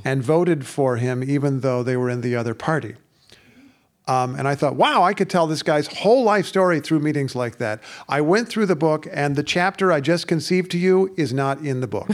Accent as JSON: {"language": "English", "region": "Indiana", "country": "United States", "tie": "born or raised there", "said": "ever since I was a kid growing up in Indiana"}